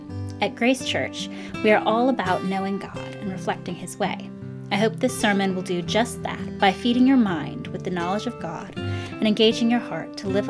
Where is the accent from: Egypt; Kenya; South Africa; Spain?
Kenya; born there; also born or lived in United States; I was born in Kenya, but I'm an American citizen. Well, we moved back and forth between Kenya and the U.S., but my parents are from the U.S.